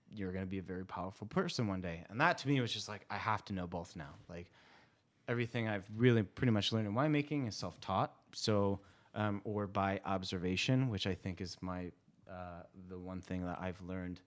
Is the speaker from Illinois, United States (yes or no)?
yes; Chicago, Illinois, United States; moved away as an adult; also born or lived in Colorado / Sonoma Valley; now in Sonoma, United States; I moved from Chicago as far west as I could, studied at Colorado State University